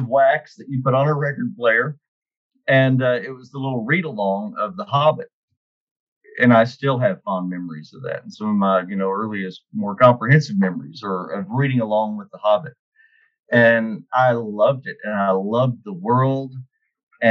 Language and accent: English; Texas, United States; been in Texas my whole life. Never lived outside of Texas